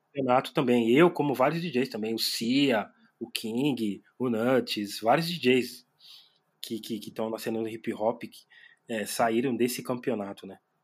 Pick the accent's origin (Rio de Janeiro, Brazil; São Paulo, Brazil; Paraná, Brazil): São Paulo, Brazil; sou da Zona Leste de São Paulo